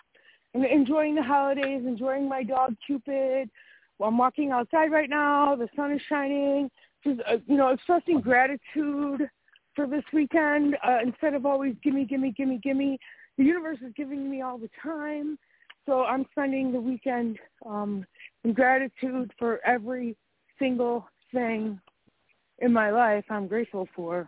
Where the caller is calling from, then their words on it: Wisconsin, United States; I'm still in Wisconsin.